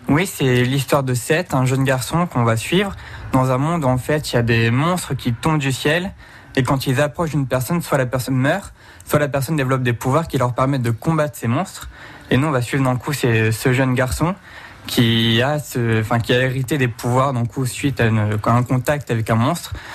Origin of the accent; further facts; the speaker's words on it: Val-d'Oise, Paris region, Île-de-France, France; also born or lived in Charente; now in Poitiers, France; Moi, je suis, je né dans le Val d'Oise, en région parisienne. Je suis atterri en Charente